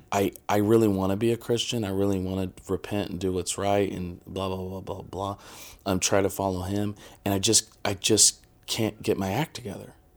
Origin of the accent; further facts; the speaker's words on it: Midwest, United States; I'm from the Midwest and I was born in nineteen eighty